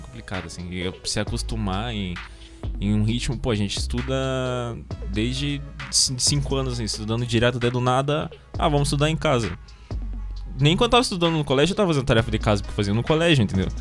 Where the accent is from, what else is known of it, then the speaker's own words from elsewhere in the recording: Paranaguá, Paraná, Brazil; tenho 18 anos também, galera. Sou natural aqui de Paranaguá também